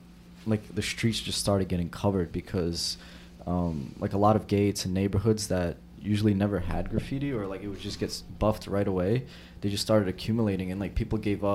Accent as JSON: {"language": "English", "town": "New York City", "region": "New York", "country": "United States", "said": "I'm from South Brooklyn"}